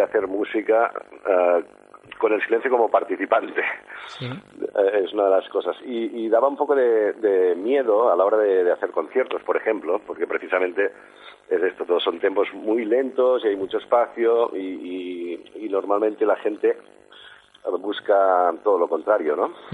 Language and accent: Spanish; Sant Cugat del Vallès, Catalonia, Spain; de aquí, de mi pueblo, de San Cugat